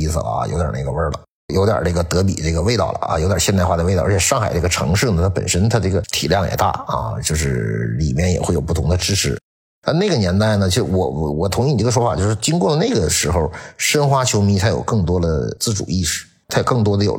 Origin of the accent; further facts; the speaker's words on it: Liaoning, China; 就是当时你比如我我我之所以我支持辽宁队不支持沈阳队，我也没有什么概念，因为我是辽宁，